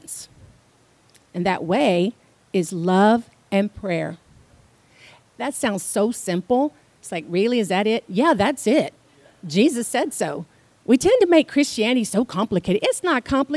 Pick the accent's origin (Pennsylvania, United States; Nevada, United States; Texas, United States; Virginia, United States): Texas, United States; Houston; moved away; I'm from Houston